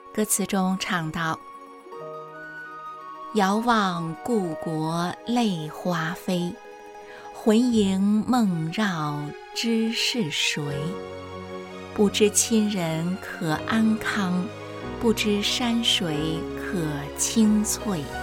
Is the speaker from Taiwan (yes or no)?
no; China; 作为中国人